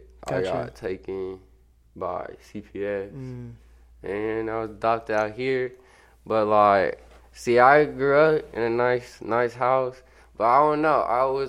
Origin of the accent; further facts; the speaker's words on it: Sacramento, California, United States; born there; now in Everett, United States; I was born in Sacramento.